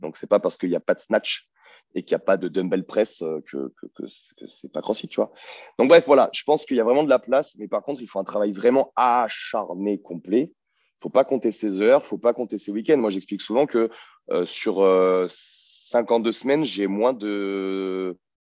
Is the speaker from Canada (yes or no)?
no; France; je suis un petit Français de merde